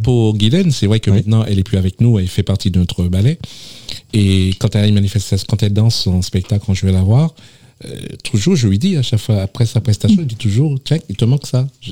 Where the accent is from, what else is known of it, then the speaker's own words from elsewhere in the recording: Le Vauclin, Martinique; moved away; je suis originaire de la Martinique plus précisément dans le sud de la Martinique, euh, au Vauclin. Tout petit, j'étais, euh, je faisais partie d'une association qui s'appelle Les Alizés.